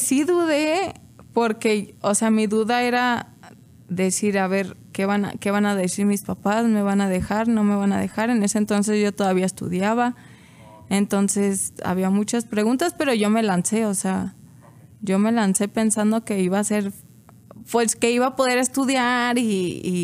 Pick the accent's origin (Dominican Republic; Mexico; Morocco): Mexico; Salamanca, Guanajuato; moved away; allá de donde soy, pues solo está la refinería